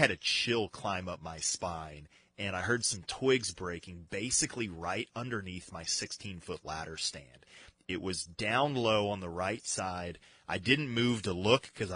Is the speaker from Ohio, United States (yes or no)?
no; Colorado, United States; I grew up in Colorado